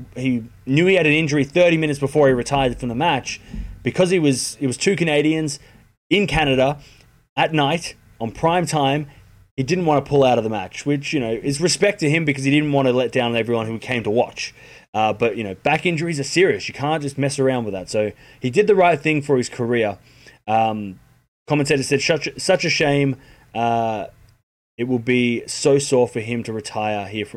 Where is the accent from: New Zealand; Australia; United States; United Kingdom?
Australia; as an Australian